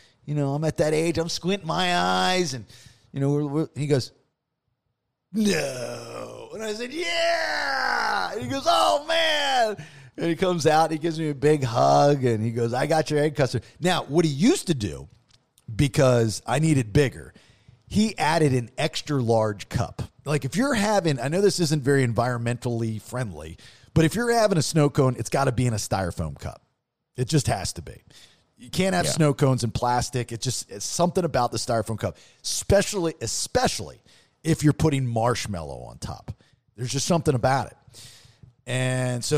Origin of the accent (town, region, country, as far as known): Maryland, United States; now in Florida, United States